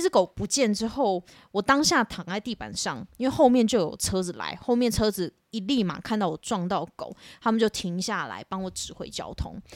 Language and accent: Chinese; Shimen, north coast of Taiwan, New Taipei, Taiwan; 我们在，呃，台湾的北海岸那边的石门有一间庙，然后叫做金刚宫，然后侍奉的主神是四面佛。那因为它主要是从我爷爷那一代就开始就在那边服务，所以我算是从小到大都是在庙里长大